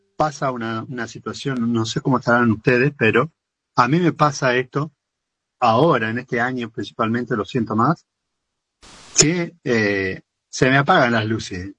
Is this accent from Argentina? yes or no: yes; Argentina; yo siento que soy 100% argentino